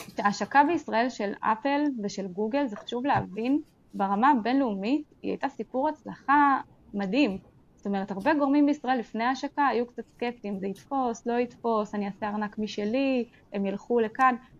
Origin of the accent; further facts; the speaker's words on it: Israel; אנחנו מאוד גם כישראלים